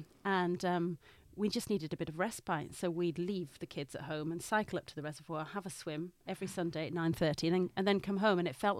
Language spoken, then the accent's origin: English; Newcastle, North East England, United Kingdom; now in London, United Kingdom; Like, I'm from Newcastle, you probably can't really tell.